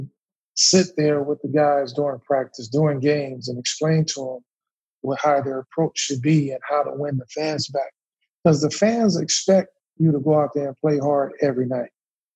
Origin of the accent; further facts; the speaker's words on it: West Coast, United States; moved away as an adult; I grew up on the West Coast.